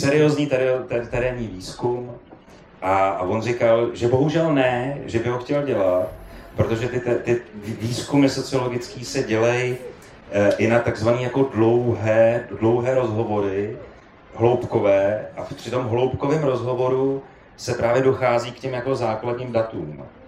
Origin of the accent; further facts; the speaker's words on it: Prague, Czechia; já jako Pražák vidím v té Praze jako v přímém přenosu